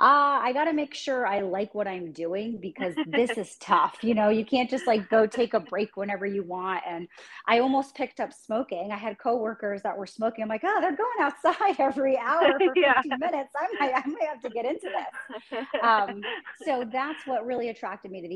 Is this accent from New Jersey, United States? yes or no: yes; New Jersey, United States; moved away as an adult; now in San Diego, United States; I was born and raised in New Jersey, so I'm a Jersey girl.